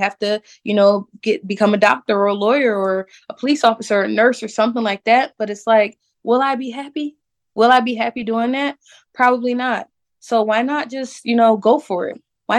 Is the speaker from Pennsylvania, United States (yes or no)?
yes; Philadelphia, Pennsylvania, United States; growing up in Philadelphia, I never really faced racism like that because, like I said, in my neighborhood, we were all Black.